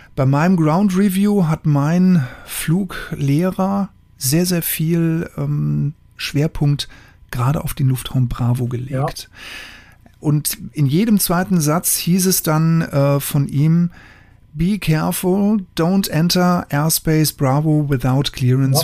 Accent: Germany; Bei uns in Deutschland

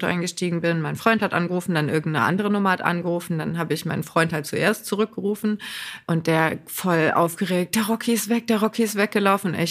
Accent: Lower Saxony, Germany; Bei uns in Niedersachsen sogar ganz krass.

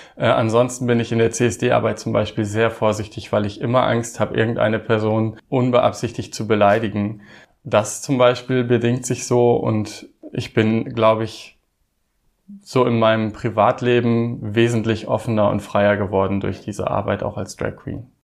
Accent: Osnabrück Land, Lower Saxony, Germany; moved away; ich komme ursprünglich aus dem Osnabrücker Land

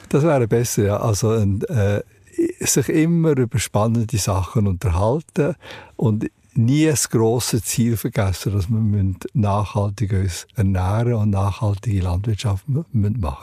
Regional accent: Wolfwil, Solothurn, Switzerland; dort, wo ich aufgewachsen bin, in Wolfwil

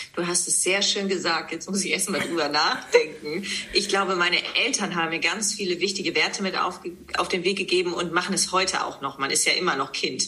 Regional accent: Leer, Lower Saxony, Germany; moved away as an adult; now in Hamburg, Germany; Ich komme aus Leer, Ostfriesland, bin 37 Jahre jung und lebe seit der Zeit nach dem Abitur, das heißt seit 2005

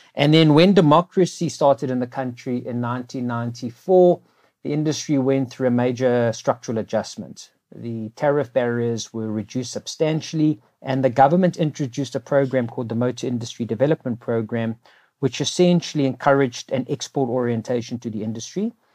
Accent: South Africa; as a South African living in South Africa

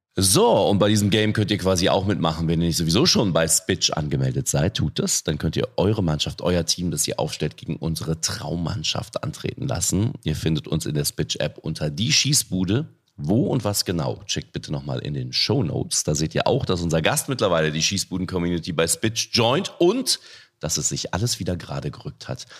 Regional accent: North Rhine-Westphalia, Germany; ich komme aus NRW

